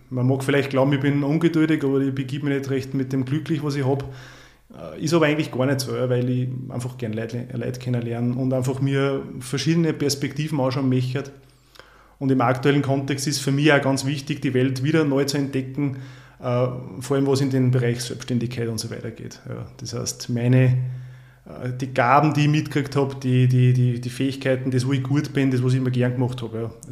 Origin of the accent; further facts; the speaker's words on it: Upper Austria, Austria; ich komme ursprünglich aus dem Mühlviertel, bin nach Drankirchen für ein Jahr gezogen, bin aber schon länger im Salzkammergut, ähm, sesshaft, wenn ich so will.